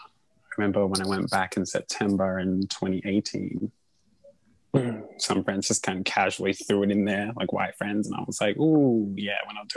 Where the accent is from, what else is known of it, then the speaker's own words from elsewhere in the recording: Australia; And I was like, "Oh, I'm Australian."